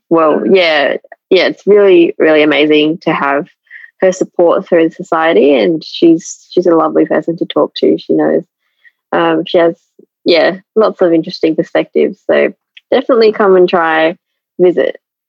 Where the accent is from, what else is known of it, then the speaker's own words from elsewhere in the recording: Adelaide, South Australia, Australia; So I was in Adelaide my whole life.